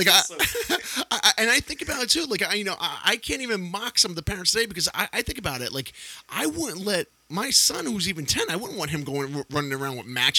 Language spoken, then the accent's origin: English; Yonkers, New York, United States; T-Bone's grandparents owned a bar in Yonkers, where we both grew up, And this is back in the 80s.